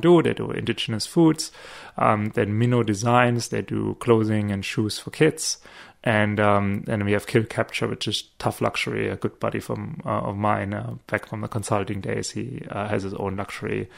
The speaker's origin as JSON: {"language": "English", "area": "small town near Stuttgart", "region": "Baden-Württemberg", "country": "Germany", "also_born_or_lived": "Munich, Germany", "moved": "as an adult", "lives_now": "Australia", "said": "I'm not from Munich. Small town near Stuttgart"}